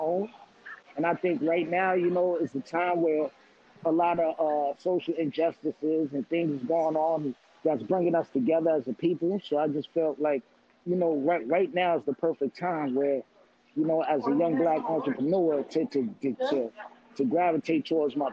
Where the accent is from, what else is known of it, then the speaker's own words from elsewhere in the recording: New York City, New York, United States; I'm from Queens, New York City